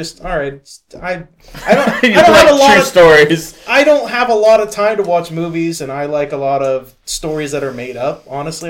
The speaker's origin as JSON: {"language": "English", "region": "California", "country": "United States", "tie": "born or raised there", "moved": "yes", "said": "I was born in Cali."}